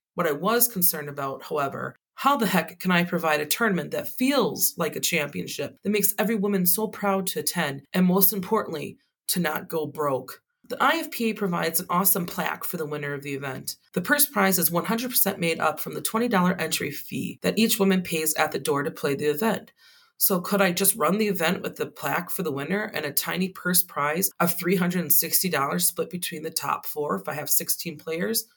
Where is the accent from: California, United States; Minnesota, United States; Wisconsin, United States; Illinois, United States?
Wisconsin, United States; my home state of Wisconsin